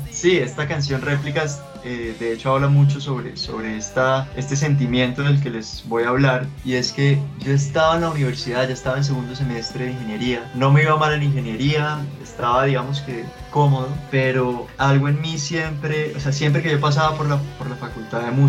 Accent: Cúcuta, Norte de Santander, Colombia; soy cucuteño.

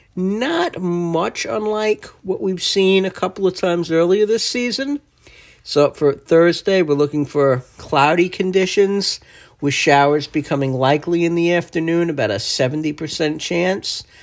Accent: East Rockaway, New York, United States; In Nassau, in my hometown, East Rockaway

